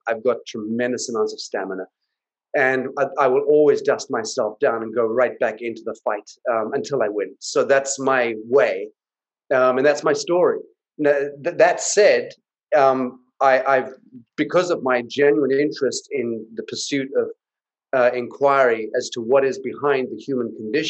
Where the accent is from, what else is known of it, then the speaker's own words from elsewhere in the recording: Zimbabwe; But I grew up in Africa in a war, the war for independence for Zimbabwe. So I grew up in Rhodesia, which became Zimbabwe.